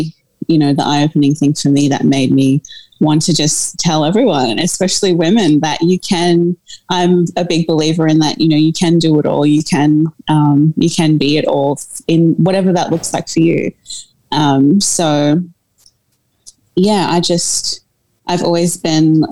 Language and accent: English; Australia; also born or lived in South Africa; I was born in South Africa and moved to Australia when I was a baby with my family.